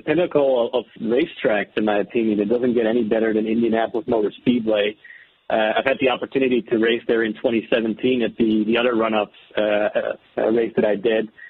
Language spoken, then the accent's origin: English; Amsterdam, North Holland, Netherlands; moved away as an adult; I'm, I'm originally from the Netherlands, Amsterdam.